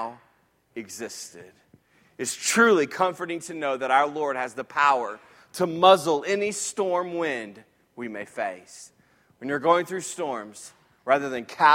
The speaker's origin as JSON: {"language": "English", "town": "Jacksonville", "region": "Florida", "country": "United States", "tie": "born or raised there", "said": "When I was a little boy, I grew up in Jacksonville, Florida"}